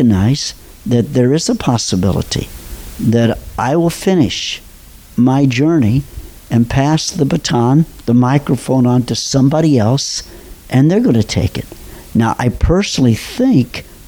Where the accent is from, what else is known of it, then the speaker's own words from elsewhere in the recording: Robinson, Illinois, United States; moved away; I'm from Southern Illinois. I grew up, graduated from high school in Robinson, Illinois.